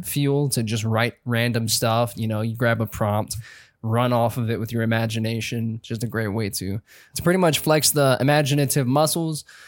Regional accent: South Carolina, United States; from South Carolina.

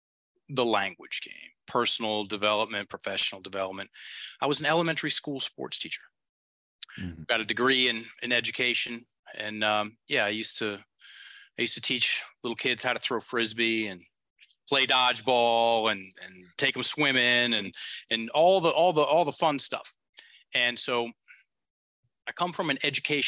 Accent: the South, Appalachian Mountains, United States; I'm from the South, from the Appalachian Mountains

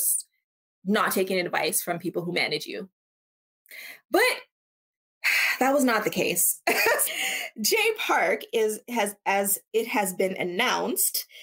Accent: Canada; I'm from Canada.

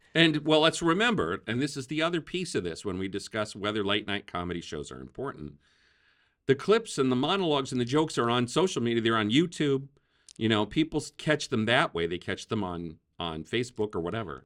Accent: Wisconsin, United States; I grew up in Wisconsin

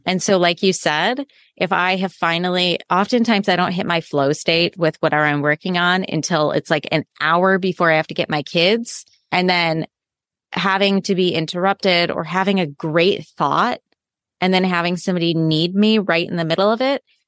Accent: Midwest, United States; So I grew up in the Midwest in the U S

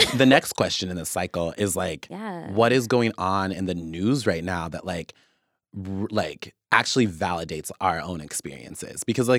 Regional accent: Wichita, Kansas, United States; also born or lived in Oklahoma; when I grew up in Wichita or, like, when I was in Oklahoma, I knew what places I didn't get to have access

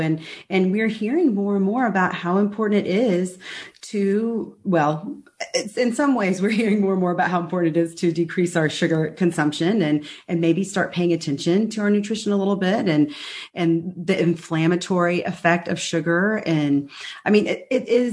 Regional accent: Texas, United States; also born or lived in Dallas; We Texans

